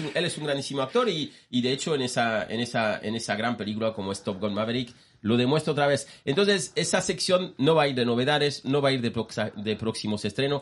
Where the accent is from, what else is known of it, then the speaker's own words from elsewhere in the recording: France; Spanish is a second language; moved away; yo siendo francés